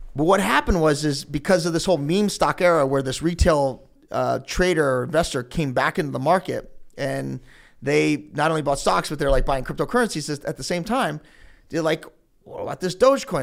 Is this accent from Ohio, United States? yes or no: yes; Elyria, Ohio, United States; I'm from Elyria